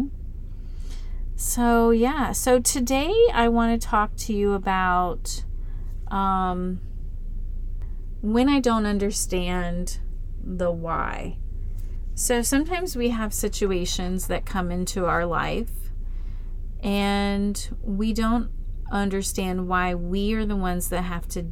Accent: Florida, United States; moved away; I grew up in Florida

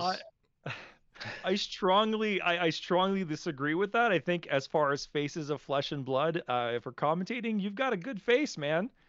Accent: Montreal, Quebec, Canada; You're from my, my hometown

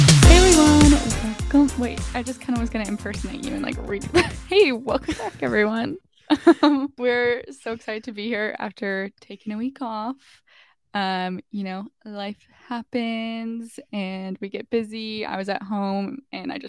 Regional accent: northwestern Ontario, Canada; moved away; my hometown, which is in northwestern Ontario, like in between Winnipeg and Thunder Bay

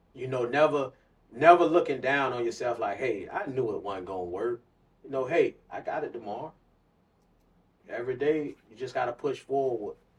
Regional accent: Clearwater, Florida, United States; I was born and raised in Clearwater, Florida

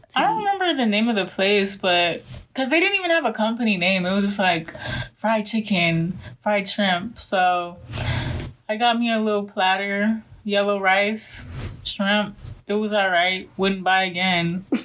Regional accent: Miami, Florida, United States; I'm from Miami, Florida

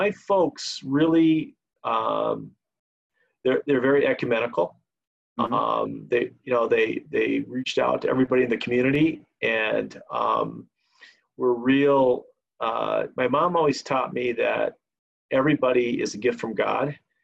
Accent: Yakima, Washington, United States; moved away; I grew up on the West Coast in this little town called Yakima, Washington

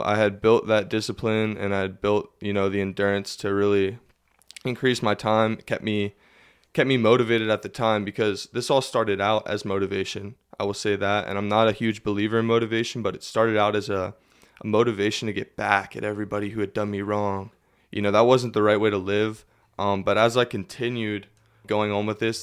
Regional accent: Lebanon, Pennsylvania, United States; born and raised in Lebanon, Pennsylvania.

